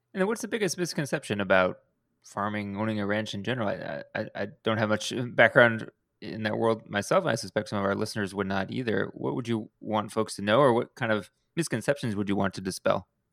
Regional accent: Houston, Texas, United States; I grew up in Houston

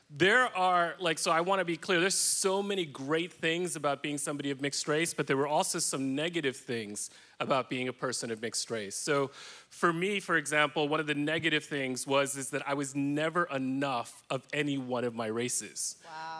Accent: New York City, New York, United States; I was raised in Washington Heights, which is in upper Manhattan.

